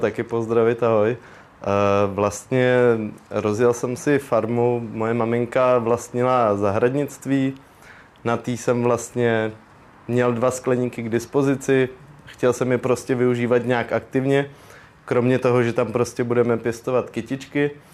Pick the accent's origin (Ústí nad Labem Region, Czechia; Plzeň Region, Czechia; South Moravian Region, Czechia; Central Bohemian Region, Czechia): Ústí nad Labem Region, Czechia; Most District; tady u nás na Mostecku